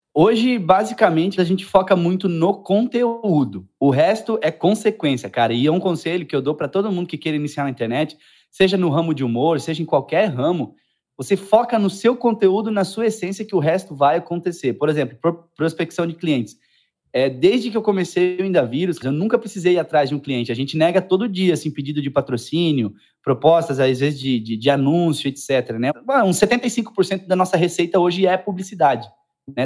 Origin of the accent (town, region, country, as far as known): Indaial, Santa Catarina, Brazil